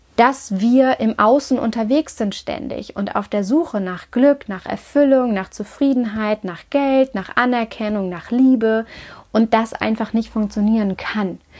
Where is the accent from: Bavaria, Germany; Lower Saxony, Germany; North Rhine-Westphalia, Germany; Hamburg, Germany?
Hamburg, Germany; moved away as an adult; den Umzug zurück in meine Heimatstadt Hamburg